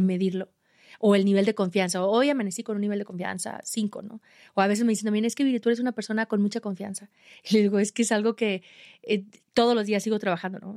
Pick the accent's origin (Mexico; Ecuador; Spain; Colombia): Mexico; Aguascalientes; yo de México, de Aguascalientes, y, les platicaba de mi cerro pequeño de, mi ciudad donde entrené para Everest